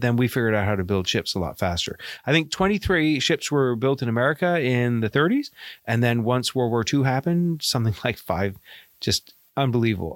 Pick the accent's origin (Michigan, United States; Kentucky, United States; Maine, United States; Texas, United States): Maine, United States; accent: Maine; also born or lived in Bahamas; my Maine accent